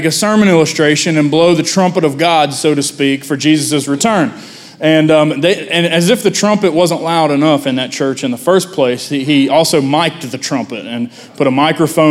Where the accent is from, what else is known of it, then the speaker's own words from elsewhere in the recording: Lincoln County, West Virginia, United States; I grew up in Lincoln County